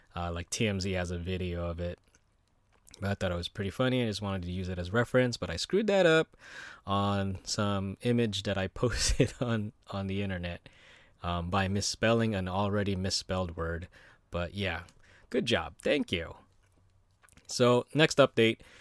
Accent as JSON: {"language": "English", "country": "United States", "tie": "born or raised there", "said": "growing up in America"}